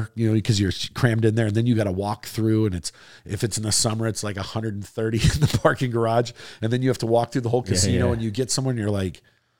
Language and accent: English; Wisconsin, United States; also born or lived in Florida; Now, I'm actually a native Floridian. You know, even though I grew up in Wisconsin, I was born and spent half my life in Florida.